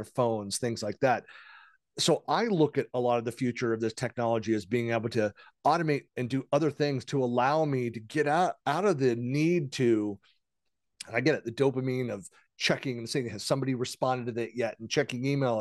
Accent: San Francisco East Bay, California, United States; when I was a kid, growing up in the Bay Area, so the San Francisco East Bay

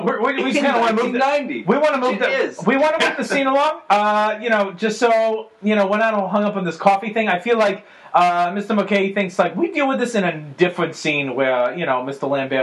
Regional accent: Argentina; I'm from Argentina myself.

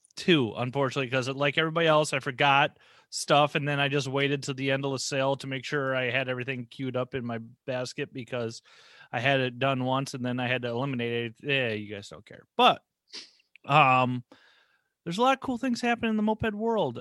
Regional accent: Minnesota, United States; I'm from Minnesota

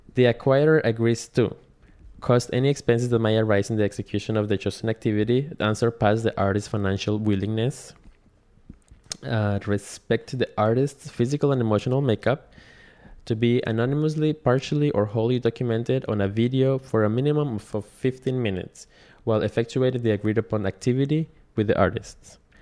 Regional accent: Quindío, Colombia; now in New York, United States; There are relatively small places in, in Quindío, Colombia, which is the smallest state and it's very pretty rural. My grandpa grows coffee, the coffee mm-hmm. farm, and I grew up kind of like in that a lot of greenery

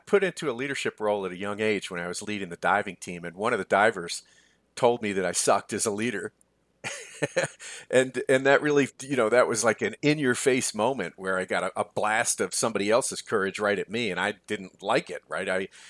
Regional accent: New York, United States; I grew up not far from Columbia, actually, 18 miles from Manhattan. I grew up in Westchester County, New York

